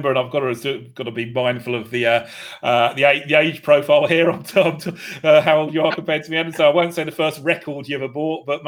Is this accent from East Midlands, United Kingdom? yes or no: no; Essex, East of England, United Kingdom; I was brought up in Essex